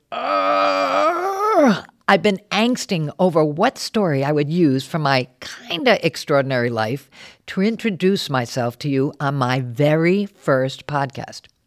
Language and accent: English; Warwick, Rhode Island, United States; moved away as an adult; also born or lived in New York City; I grew up in Warwick, left to see the world, and then came back home